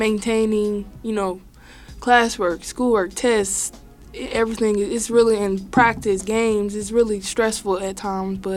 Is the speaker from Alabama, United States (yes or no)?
yes; Eufaula, Alabama, United States; now in Kansas, United States; I'm from Eufaula, Alabama